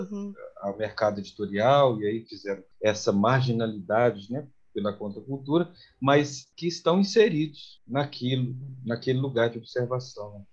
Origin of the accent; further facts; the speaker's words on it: Belo Horizonte, Minas Gerais, Brazil; also born or lived in São Paulo; eu sou paulistano, é, de, na, de nascença, minhas raízes são mineiras, né? sou amineirado pelas raízes e por ter voltado para cá, muito novo